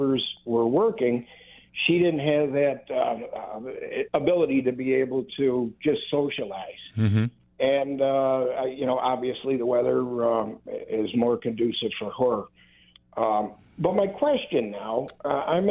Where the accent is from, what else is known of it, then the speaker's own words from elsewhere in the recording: Hamburg, New York, United States; moved away as an adult; now in Florida, United States; I was formerly from Hamburg, New York. And I spent most of my life there. Moved down to Florida.